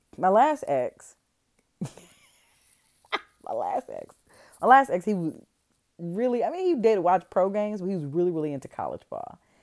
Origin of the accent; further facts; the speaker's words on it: Detroit, Michigan, United States; moved away; I'm from Detroit